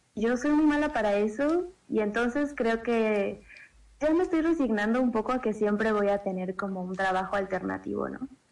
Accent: Mexico City, Mexico; En el Distrito Federal, Xochimilco, de donde yo soy nativa

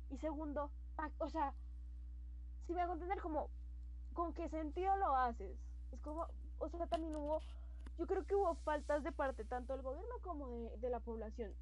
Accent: Colombia; como colombianos fuimos re estúpidos, pana.

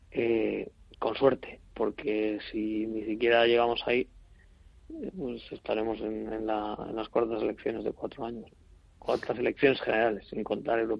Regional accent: Spain; Porque estamos en el mes 8 y si como los españoles llevamos a, entonarnos el 15 de septiembre y tenemos los puentes de diciembre, pues nos queda dos, dos meses y medio para terminar el año.

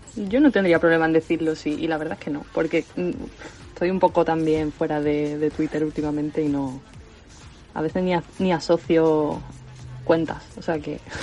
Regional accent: Seville, Andalusia, Spain; now in Córdoba, Spain; vivo en Córdoba, pero soy de Sevilla, andaluza

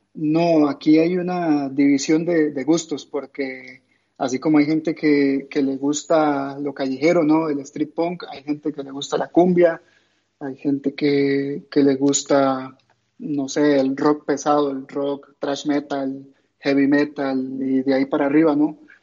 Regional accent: Costa Rica; en toda Latinoamérica, incluyendo en mi país

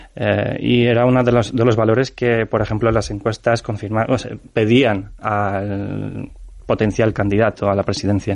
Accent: Ternopil, Ternopil Oblast, Ukraine; Spanish is a second language; now in Spain; Mi abuela está en Ternopil, en mi ciudad natal

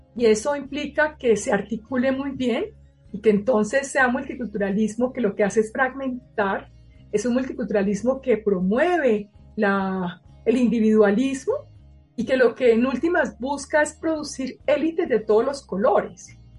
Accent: Colombia; moved away as an adult; also born or lived in Paris, France; yo fuera colombiana

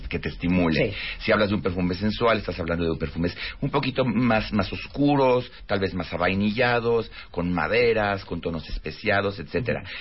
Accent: Mexico; yo soy mexicano, entonces podemos hablar aquí mexicanismos

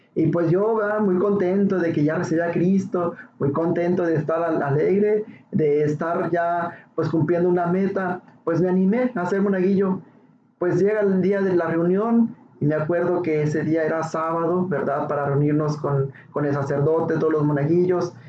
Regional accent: Ciudad Juárez, Chihuahua, Mexico; soy de Ciudad Juárez y pues yo era pues un niño cualquiera

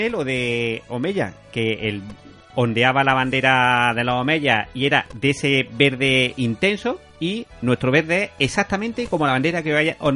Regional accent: Andalusia, Spain; tenemos fama los andaluces de estar de fiesta

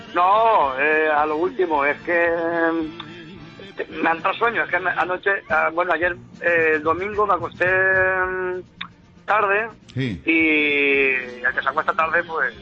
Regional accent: Casas-Ibáñez, Castilla-La Mancha, Spain; also born or lived in Valencia area (Picassent); now in Valencia area, Spain; pasando de mi pueblo, de Casas Ibañez

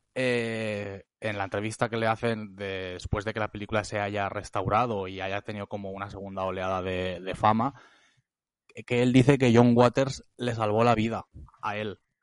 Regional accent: Reus, Catalonia, Spain; now in Barcelona, Spain; yo soy de Reus

